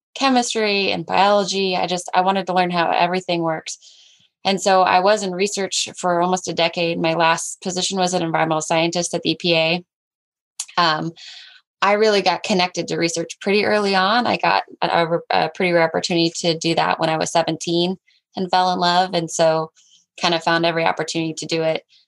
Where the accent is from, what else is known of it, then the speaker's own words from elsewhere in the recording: Southwest Washington, United States; I grew up in Southwest Washington, um, three and a half acres